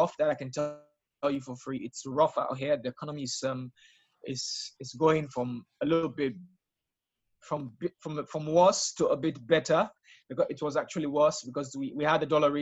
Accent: Freetown, Western Area, Sierra Leone; I'm from Freetown, Sierra Leone, the capital city.

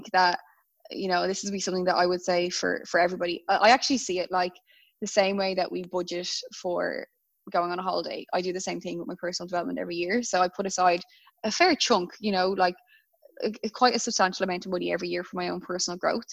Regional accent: Dublin, Leinster, Ireland; moved away as an adult; now in Melbourne, Australia; I'm in Melbourne and I'm from Dublin.

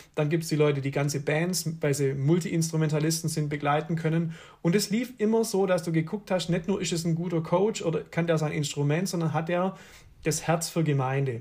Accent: Swabia, Baden-Württemberg, Germany; ich komme halt aus dem Schwabenland

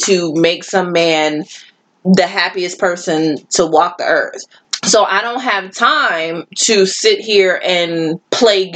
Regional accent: Buffalo, New York, United States; I am from Buffalo

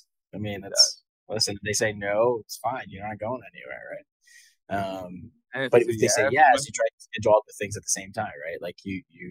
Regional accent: Bristol, Pennsylvania, United States; I grew up in Bristol, my friend. Right next to Levittown.

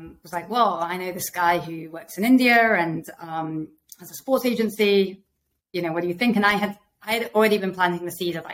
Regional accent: Manchester, North West England, United Kingdom; moved away as an adult; also born or lived in Sheffield / Oxford / Delhi / Mumbai; I was born in Sheffield, but I am a Lancashire girl. I moved to Manchester when I was like one and was there till 18. Loved growing up in Manchester.

